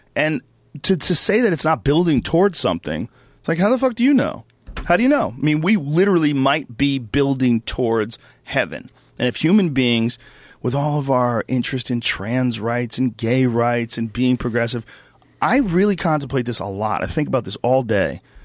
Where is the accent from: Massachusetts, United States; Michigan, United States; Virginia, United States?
Massachusetts, United States; Boston; now in Los Angeles, United States; where I grew up in Boston